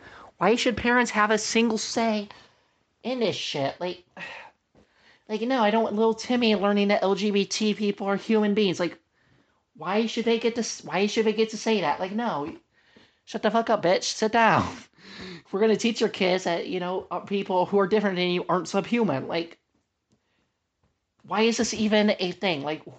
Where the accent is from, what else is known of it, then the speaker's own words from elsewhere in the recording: Ohio, United States; like the church I grew up in Ohio, like just about every family homeschooled.